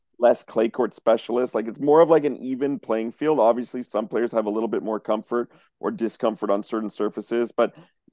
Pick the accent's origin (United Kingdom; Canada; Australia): Canada; I'm Canadian